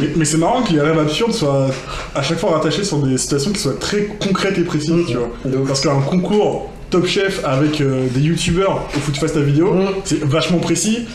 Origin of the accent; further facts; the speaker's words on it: Rennes, Brittany, France; je suis de Rennes